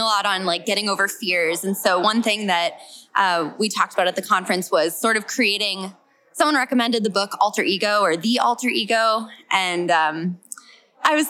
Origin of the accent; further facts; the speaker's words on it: California, United States; now in New Mexico, United States; I am from California